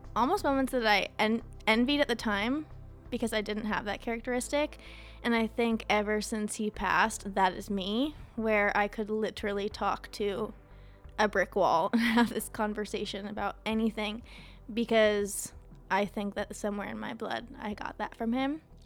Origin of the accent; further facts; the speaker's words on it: Ohio, United States; moved away; also born or lived in Las Vegas; I'm from Ohio, and at the time I was living in Las Vegas